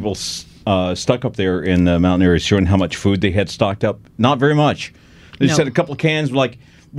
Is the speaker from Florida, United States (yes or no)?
yes; Florida, United States; now in Los Angeles, United States; I come from Florida.